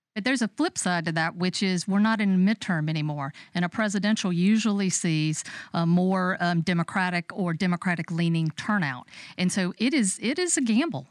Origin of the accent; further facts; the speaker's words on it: Dodge County, Georgia, United States; moved away; I'm originally from Dodge County.